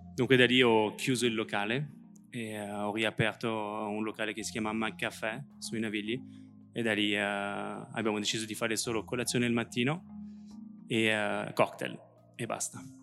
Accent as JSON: {"language": "Italian", "country": "France", "tie": "born or raised there", "accent": "French", "second_language": "Italian", "moved": "as an adult", "lives_now": "Italy", "said": "Io, come potete sentire, ho un accento francese perché ho vissuto tutta la vita in Francia"}